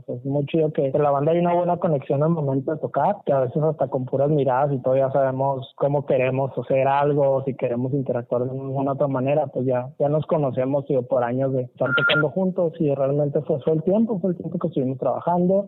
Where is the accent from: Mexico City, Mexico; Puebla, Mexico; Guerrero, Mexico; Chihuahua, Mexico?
Chihuahua, Mexico; accent: northern; acá somos del norte, de Chihuahua, no sé si se notará un poquito bien en el acento